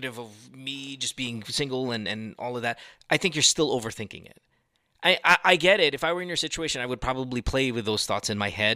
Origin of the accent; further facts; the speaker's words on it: Central Luzon, Philippines; moved away; I went to La Salle. I grew up in Bulacan